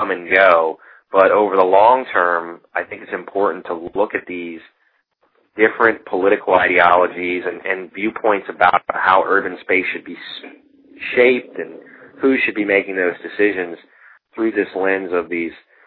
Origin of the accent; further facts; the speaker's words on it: the South, United States; moved away; I'm from the South originally